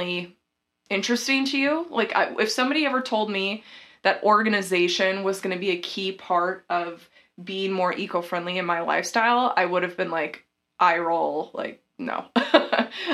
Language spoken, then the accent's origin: English; the South, United States; I'm from the South